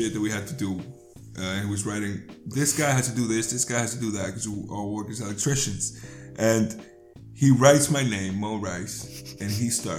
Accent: Dominican Republic; moved away; also born or lived in Spain; I'm from the Dominican Republic

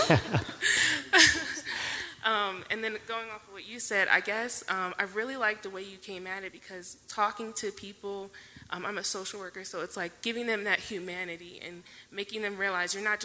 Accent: Baltimore, Maryland, United States; moved away; when I was back at home, I'm from Baltimore

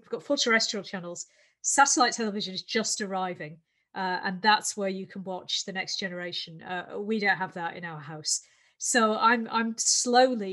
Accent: United Kingdom; I'm of a certain age that growing up in Britain

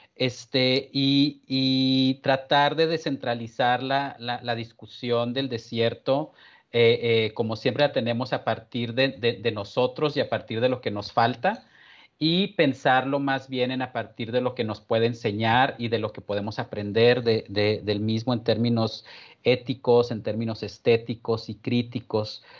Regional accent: San Agustín, Chihuahua, Mexico; also born or lived in Ciudad Juárez; vivo en, en, un pueblo que se llama San Agustín, que es el pueblo donde, donde crecí en realidad

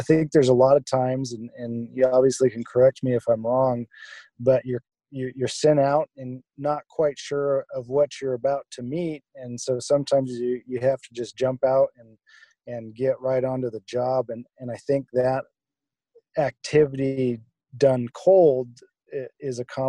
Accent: Wyoming, United States; moved away as an adult; also born or lived in San Diego / Seattle; I grew up in Wyoming, ended up in San Diego for medical school

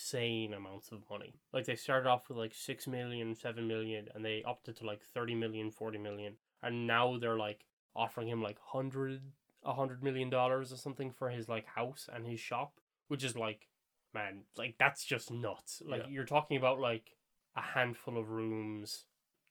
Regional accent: Ireland; we're Irish, and, we're kind of easy to spot as being Irish

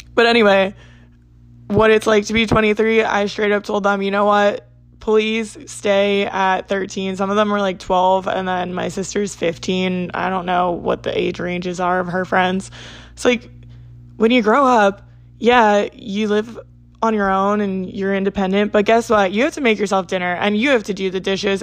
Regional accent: New Jersey, United States; I'm from South Jersey

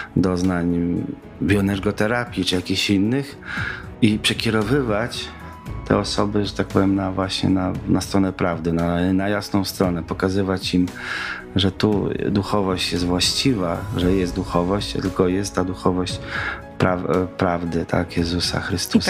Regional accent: Kazimierz Dolny, Lublin Voivodeship, Poland; also born or lived in Kraśnik / Puławy; Urodziłem się w Kazimierzu Dolnym podczas zimy stulecia

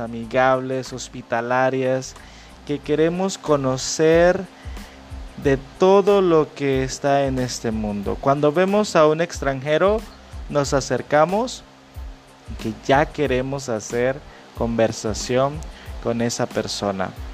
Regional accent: El Salvador; Yo soy de El Salvador

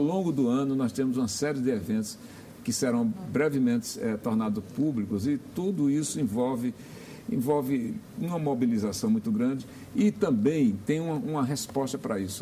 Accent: Pernambuco, Brazil; now in Brasília, Brazil; eu sou pernambucano de nascimento

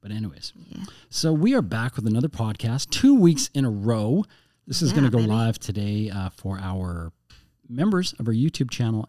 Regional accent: Canada; Yeah, we're Canadian.

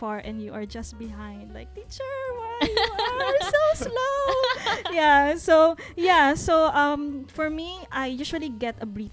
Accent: Batangas, Calabarzon, Philippines; now in Singapore; I'm from Batangas

